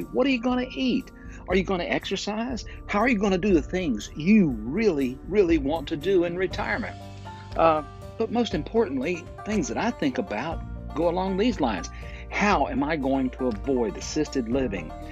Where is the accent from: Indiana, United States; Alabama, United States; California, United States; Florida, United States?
Alabama, United States; Fort Payne; recording right here in my hometown of Fort Payne, Alabama